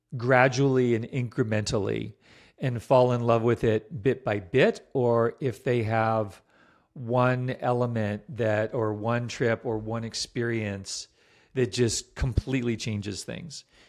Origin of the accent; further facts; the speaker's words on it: Virginia, United States; moved away; also born or lived in Vermont; I grew up in Virginia